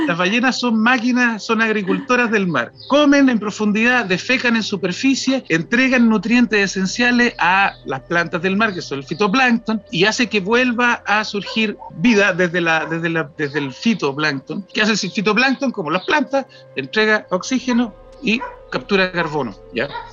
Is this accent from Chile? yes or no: yes; Chile; nosotros como chilenos